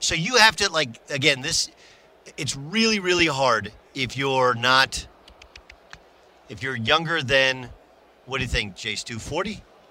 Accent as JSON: {"language": "English", "region": "California", "country": "United States", "tie": "born or raised there", "said": "when I was a kid, I was an Oklahoma football fan growing up in Southern California."}